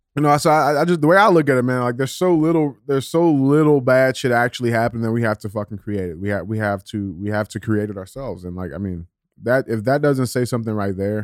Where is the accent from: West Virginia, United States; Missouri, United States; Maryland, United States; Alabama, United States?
Missouri, United States; St. Louis; I'm a twenty-six-year-old black dude, and born and raised in Saint Louis, Missouri